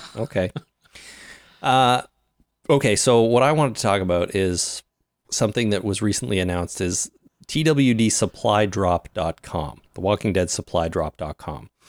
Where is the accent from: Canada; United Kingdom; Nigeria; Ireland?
Canada; I'm Canadian, or at least I reside in Canada. And I am Canadian